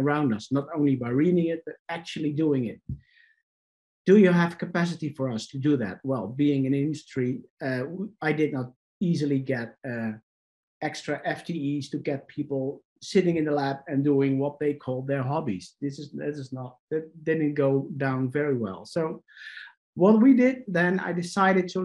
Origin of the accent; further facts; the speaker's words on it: Netherlands; I'm Dutch, so I'm from the Netherlands, Europe.